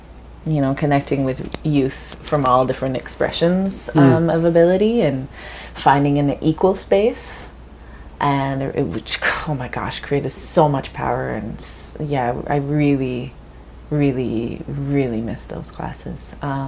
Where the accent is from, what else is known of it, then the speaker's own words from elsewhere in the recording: England, United Kingdom; So I grew up when I was growing up in England, and we'd go down to France